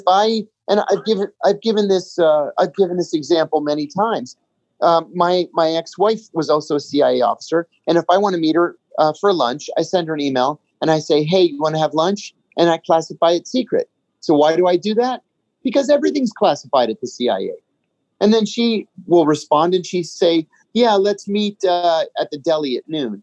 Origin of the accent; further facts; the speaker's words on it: Sharon, Pennsylvania, United States; I was born in Sharon, Pennsylvania